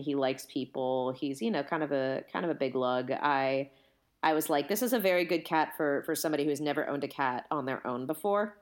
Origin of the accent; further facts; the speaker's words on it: California, United States; I'm from California